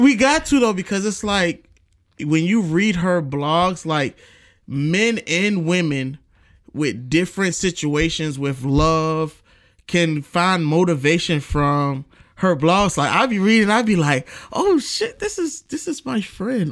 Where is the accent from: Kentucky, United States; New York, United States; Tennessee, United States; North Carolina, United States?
New York, United States; New York City; moved away; I'm from New York, New York City. Shout out to my hometown.